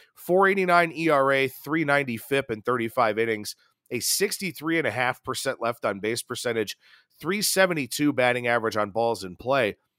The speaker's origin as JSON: {"language": "English", "region": "Ohio", "country": "United States", "said": "the Buckeye State, my home state"}